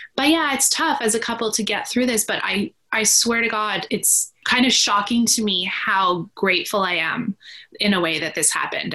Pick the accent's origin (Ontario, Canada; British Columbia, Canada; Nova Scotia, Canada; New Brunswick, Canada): British Columbia, Canada; Vancouver; I'm from Vancouver, British Columbia, Canada